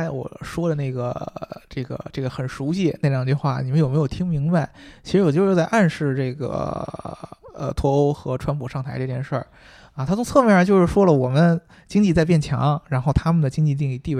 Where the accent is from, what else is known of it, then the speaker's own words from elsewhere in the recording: China; 对我们中国人是从来不搞侵略的，但是